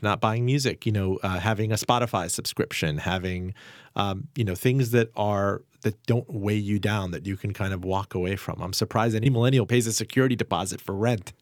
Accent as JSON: {"language": "English", "town": "Miami", "region": "Florida", "country": "United States", "tie": "born or raised there", "moved": "yes", "said": "I grew up in Miami, the Aventura Mall"}